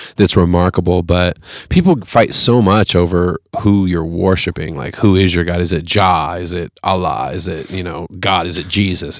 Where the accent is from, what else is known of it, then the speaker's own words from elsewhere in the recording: Fresno, California, United States; moved away; I grew up in Fresno